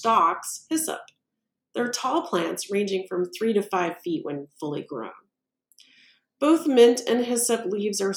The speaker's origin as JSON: {"language": "English", "region": "Missouri", "country": "United States", "said": "my home state of Missouri"}